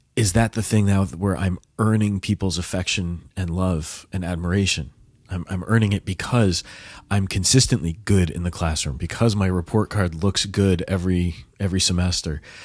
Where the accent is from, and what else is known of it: United States